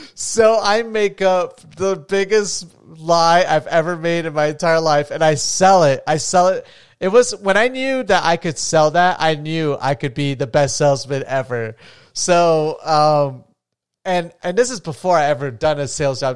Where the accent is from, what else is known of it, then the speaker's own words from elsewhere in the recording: Florida, United States; moved away; I'm from Florida originally